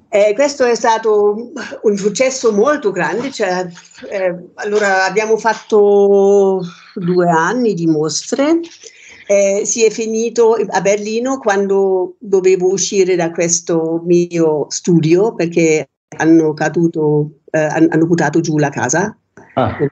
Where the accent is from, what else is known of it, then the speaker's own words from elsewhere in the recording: Germany; Italian is a second language; moved away as an adult; also born or lived in Rome, Italy; now in Pozzuolo, Italy; io sono nata in Germania